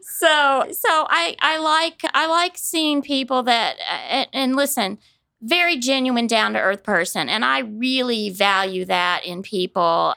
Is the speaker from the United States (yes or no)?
yes; Kansas City, United States; moved away as an adult; also born or lived in Dallas, Texas; now in Wichita, United States; I grew up in the Kansas City area